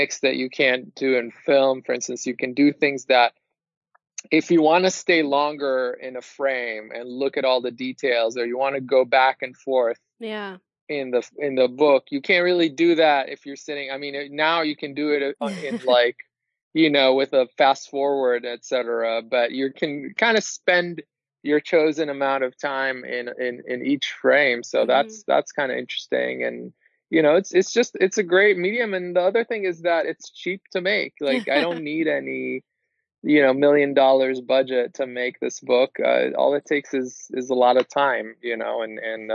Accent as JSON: {"language": "English", "country": "Israel", "moved": "yes", "said": "I'm originally from Israel"}